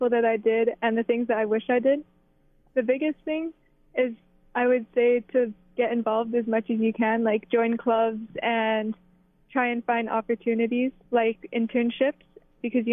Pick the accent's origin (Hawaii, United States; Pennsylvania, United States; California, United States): Hawaii, United States; Ka'a'awa; represent Hawaii and my school and even my hometown, like putting Ka'ava on the map